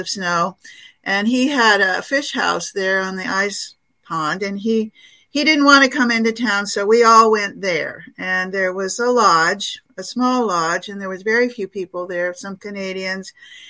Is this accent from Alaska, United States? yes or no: yes; Alaska, United States; I'm from Alaska